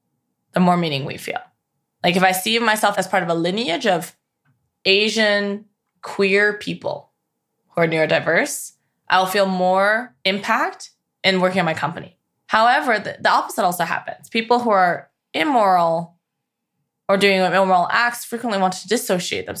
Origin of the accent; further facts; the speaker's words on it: Canada; now in United States; I'm from Canada